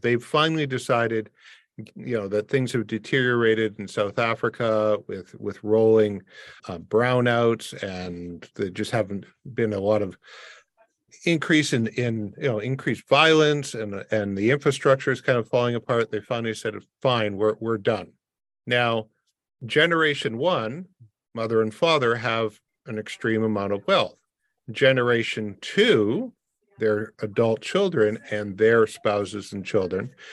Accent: Windsor, Ontario, Canada; I grew up in a border city. I grew up in Windsor across from Detroit

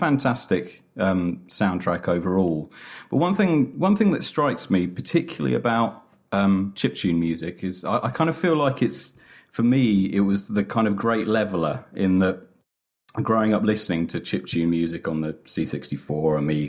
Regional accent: England, United Kingdom; I'm too English

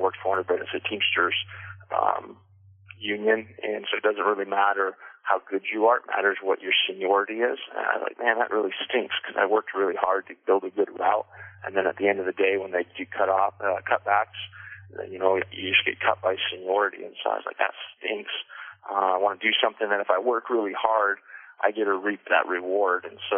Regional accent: Everett, Washington, United States; also born or lived in Colorado / Canada; I'm from Washington, but I'm not from Linden. You know, I was born down in Everett. Washington, and kind of moved around a bit growing up. I lived in Colorado, lived up in Canada for a few years.

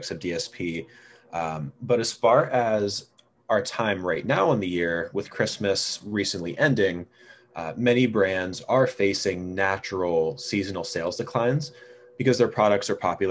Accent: Pennsylvania, United States; my home state of Pennsylvania

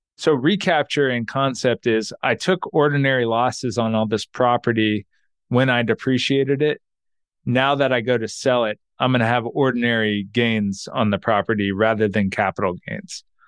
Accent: Texas, United States; I'm from Texas, and we have these gas stations called Buc-ee's

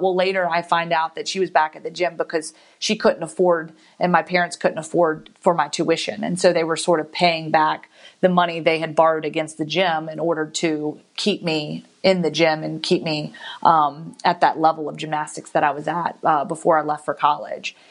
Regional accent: Giles County, Virginia, United States; moved away as an adult; also born or lived in Guantanamo Bay, Cuba; now in Birmingham, United States; I grew up around Virginia Tech

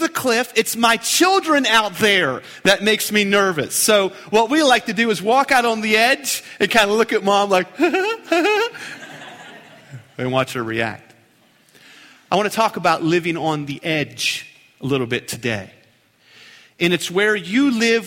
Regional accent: Keyser, West Virginia, United States; my hometown. That's Keyser, West Virginia, Queens Point

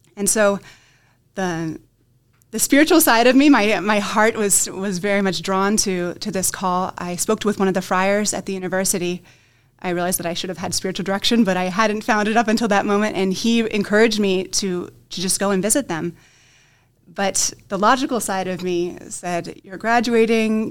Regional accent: Dover, Ohio, United States; I'm originally from the Diocese of Columbus

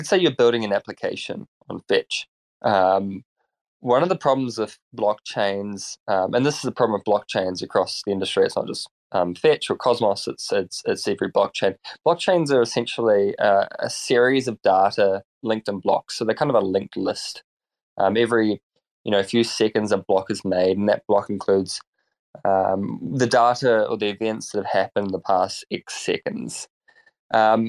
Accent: New Zealand; I apologize in advance for my terrible accent. I'm from New Zealand

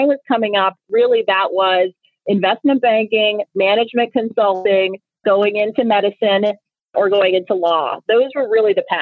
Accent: Nigeria; first language Igbo; English is a second language; moved away; I'm originally from Nigeria. And I've always loved languages, and I speak my native tongue, which is Igbo

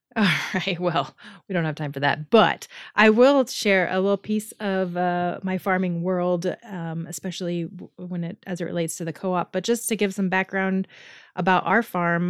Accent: Kansas City, United States; I grew up in Kansas City and I left when I was eighteen to go to college

